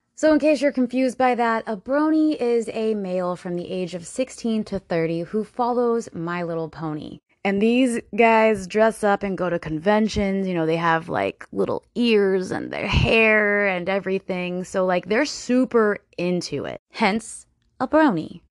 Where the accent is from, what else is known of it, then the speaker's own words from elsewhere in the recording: Florida, United States; I am from Florida